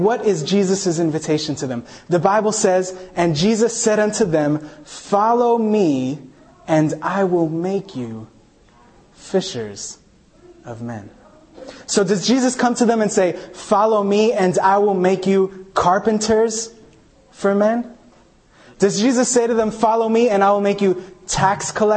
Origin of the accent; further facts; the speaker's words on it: New York City, New York, United States; also born or lived in Chile; I grew up in Staten Island, New York